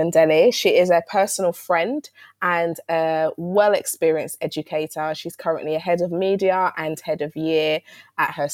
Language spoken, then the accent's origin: English; London, United Kingdom; I'm from South London and Peckham's around the corner.